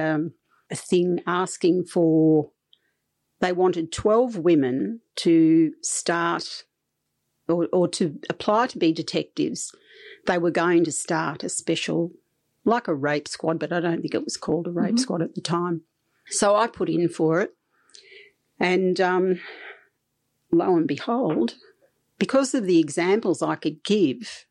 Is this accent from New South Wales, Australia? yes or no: yes; New South Wales, Australia; moved away as an adult; also born or lived in Fitzroy, Melbourne / Mildura; I came from New South Wales.